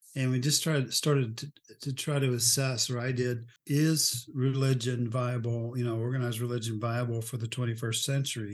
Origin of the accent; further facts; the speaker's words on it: Oklahoma, United States; moved away as an adult; also born or lived in Texas / Omaha; I'm from Oklahoma